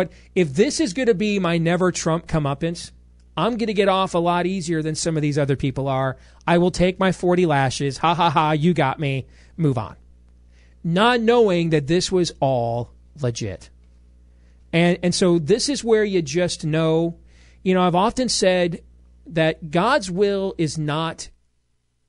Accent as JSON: {"language": "English", "town": "Des Moines", "region": "Iowa", "country": "United States", "tie": "born or raised there", "said": "I'm a kid from Iowa. You know, I'm still a kid born to a 15-year-old mom at Iowa Lutheran Hospital 43 years ago"}